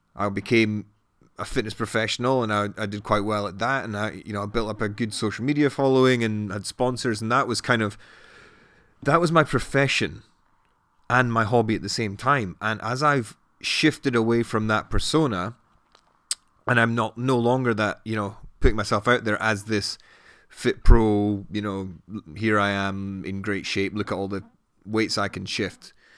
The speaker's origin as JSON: {"language": "English", "town": "Edinburgh", "region": "Scotland", "country": "United Kingdom", "tie": "born or raised there", "also_born_or_lived": "Newcastle", "moved": "as an adult", "lives_now": "London, United Kingdom", "said": "I grew up in Edinburgh and then I went to Newcastle for uni and then ended up in London six years ago."}